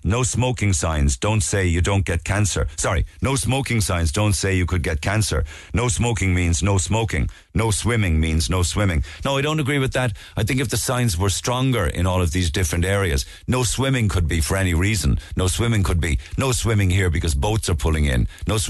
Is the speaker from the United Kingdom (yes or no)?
no; Passage West, Munster, Ireland; now in Boston, United States; I'm back home from Boston for a couple of weeks with my son and nephew, who are 9 and 10. It's beyond devastating what unfolded in our town of Passage yesterday. I grew up swimming in those waters